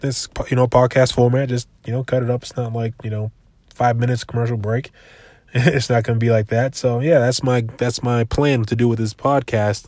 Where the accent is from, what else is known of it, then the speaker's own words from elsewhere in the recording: Brockton, Massachusetts, United States; also born or lived in New Bedford, Massachusetts; I lived, I lived in, uh, Brockton most of my life, though. I, I was kinda raised in Brockton